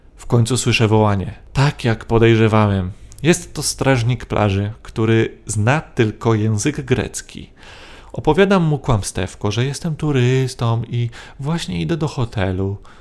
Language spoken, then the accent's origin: Polish; Poland; przyjechałem tutaj autostopem z Polski